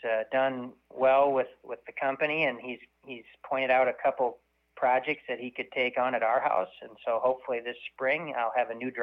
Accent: Manchester, Iowa, United States; also born or lived in Alta, Iowa / Eagle Grove, Iowa / Cedar Falls, Iowa; now in North Liberty, United States; I am an Iowa boy. I grew up in Manchester, just, 60 miles north of here

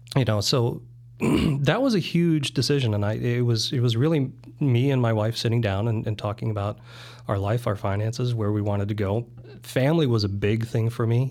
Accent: South Dakota, United States; also born or lived in Germany; I was born in Germany. I lived there in the first, first ten years of my life. Uh, my mom was from South Dakota, of all places. So, uh, when my parents separated, that's where we went back to. So the formative years were in South Dakota.

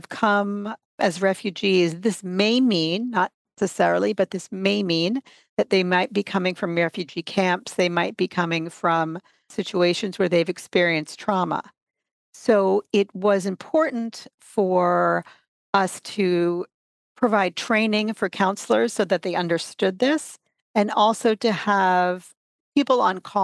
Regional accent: New York City, New York, United States; now in Canada; I myself am an immigrant. I'm originally from the United States, from New York City

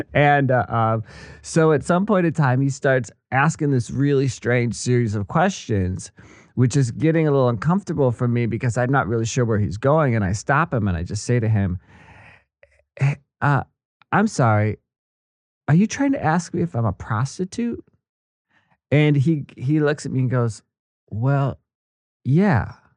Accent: Kenosha, Wisconsin, United States; moved away as an adult; also born or lived in Missouri / Washington D.C.; I'm a good old uh, Midwestern American boy. I grew up in Wisconsin, Kenosha

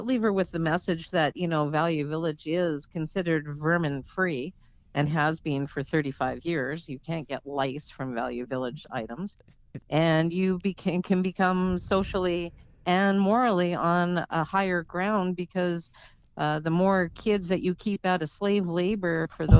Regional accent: Calgary, Alberta, Canada; I grew up, A.K.A., yeah, just on the outskirts of downtown.

